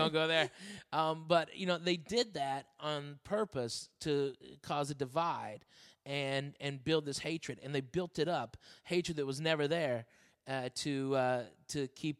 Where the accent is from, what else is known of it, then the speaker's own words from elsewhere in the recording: Arkansas, United States; now in Los Angeles, United States; Where I grew up in Arkansas